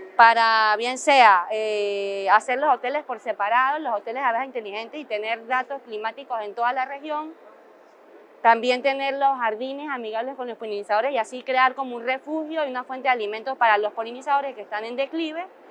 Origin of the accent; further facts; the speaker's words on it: Venezuela; moved away; soy biólogo de Venezuela.